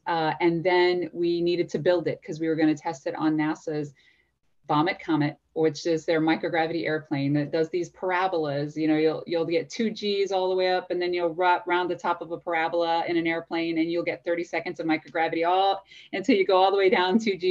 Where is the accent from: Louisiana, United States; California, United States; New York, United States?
Louisiana, United States; I grew up in Louisiana